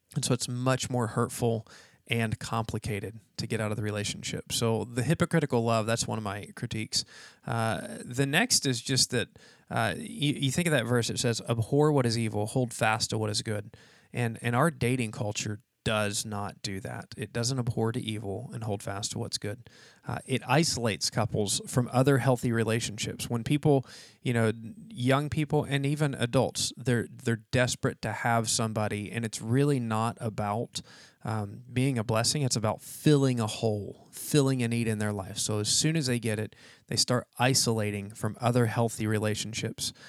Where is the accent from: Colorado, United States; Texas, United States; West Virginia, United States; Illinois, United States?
West Virginia, United States; now in Florida, United States; I'm from West Virginia